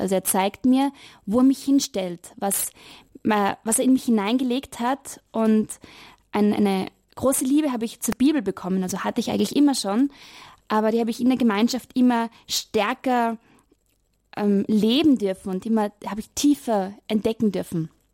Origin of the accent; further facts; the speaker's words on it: Vienna, Austria; moved away; Also ich komme aus Wien und ich habe in die letzten Jahre dort in Wien studiert